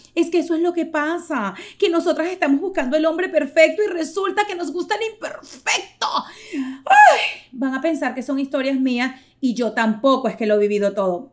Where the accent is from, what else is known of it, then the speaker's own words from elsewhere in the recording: Venezuela; yo soy venezolana